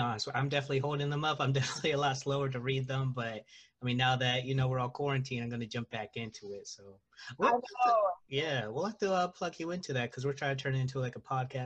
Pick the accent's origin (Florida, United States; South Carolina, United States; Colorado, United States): South Carolina, United States; Charleston; moved away as an adult; also born or lived in Atlanta / DMV area; now in Washington, D.C. area, United States; grew up in Charleston